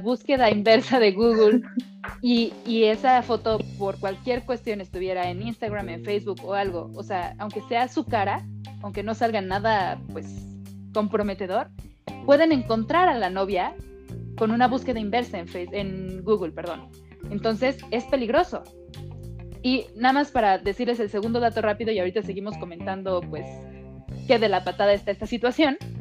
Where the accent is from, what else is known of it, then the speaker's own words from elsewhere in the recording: Mexico; como actriz mexicana